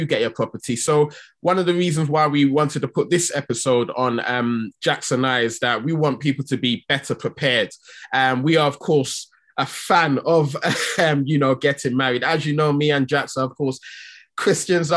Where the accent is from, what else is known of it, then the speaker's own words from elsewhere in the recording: Nigeria; I'm from Nigeria